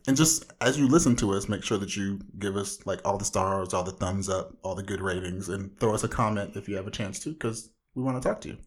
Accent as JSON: {"language": "English", "town": "Anaheim", "region": "California", "country": "United States", "moved": "as an adult", "lives_now": "Syracuse, United States", "said": "hailing from the mean streets of Anaheim."}